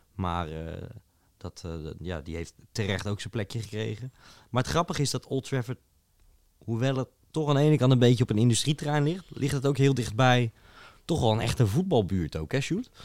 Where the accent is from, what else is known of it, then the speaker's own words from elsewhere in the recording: Netherlands; als buitenstaande, als Nederlander